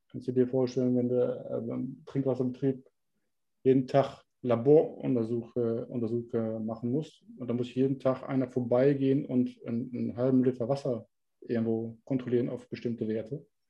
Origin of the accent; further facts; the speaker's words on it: Germany; now in Netherlands; weil du Deutscher bist